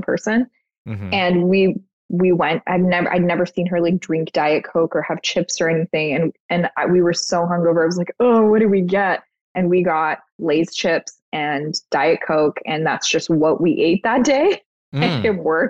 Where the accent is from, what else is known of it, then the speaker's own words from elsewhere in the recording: Toronto, Ontario, Canada; I grew up in Toronto